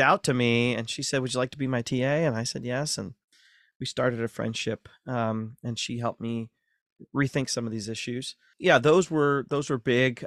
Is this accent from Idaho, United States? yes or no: no; Ashland, Ohio, United States; moved away; Born and raised in Ashland, Ohio, North Central Ohio